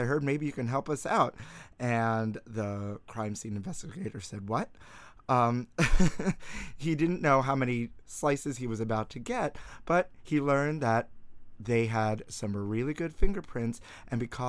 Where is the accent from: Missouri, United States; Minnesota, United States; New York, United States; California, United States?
New York, United States; New York City; I grew up in Brooklyn.